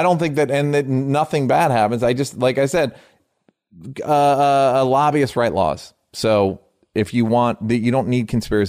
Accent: Tennessee, United States; I'm from Tennessee

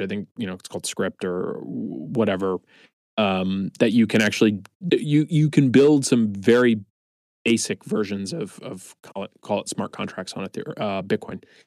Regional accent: East Coast, United States; moved away as an adult; now in San Francisco, United States; I'm originally from the East Coast, moved out to San Francisco in 2013

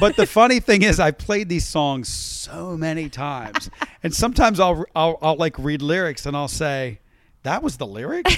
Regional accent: West Virginia, United States; also born or lived in Baltimore, Maryland / Pittsburgh area, Pennsylvania; growing up in West Virginia

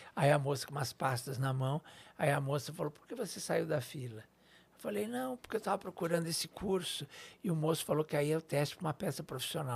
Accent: São Paulo, Brazil; Eu sou daqui de São Paulo. Na, nasci aqui na, na, Zona Leste, de certa forma, no, no Brás

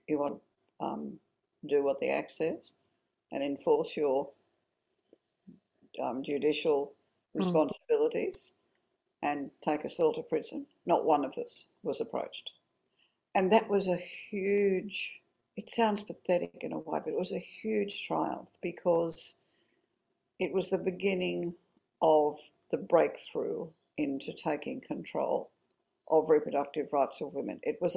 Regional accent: Orange, New South Wales, Australia; born there; Well, I was born in Orange, and my father in 1941, and my father was away at the war.

